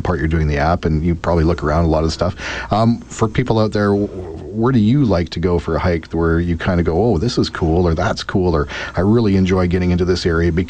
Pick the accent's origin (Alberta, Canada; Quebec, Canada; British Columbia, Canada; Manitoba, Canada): British Columbia, Canada; Abbotsford; when I grew up in Abbotsford